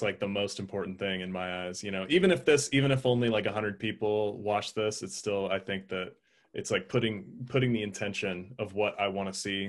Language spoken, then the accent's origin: English; Alaska, United States; I was born in Alaska, so I'm all about the rugged individualism.